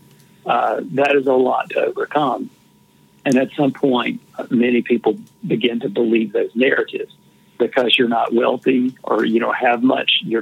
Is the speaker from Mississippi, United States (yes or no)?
yes; Shaw, Mississippi, United States; moved away; my hometown in Shaw, Mississippi, right in the middle of the Delta